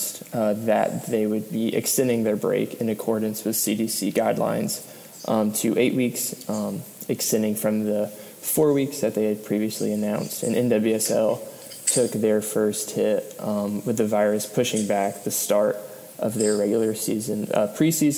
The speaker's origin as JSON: {"language": "English", "town": "Atlanta", "region": "Georgia", "country": "United States", "said": "we're both from Atlanta, Atlanta United supporters"}